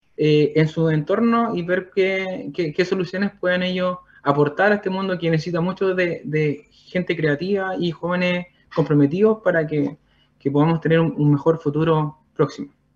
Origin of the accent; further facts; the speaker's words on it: Santa Bárbara, Biobío, Chile; also born or lived in San Nicolás; yo soy oriundo de Santa Bárbara, eh, un poquito más al sur.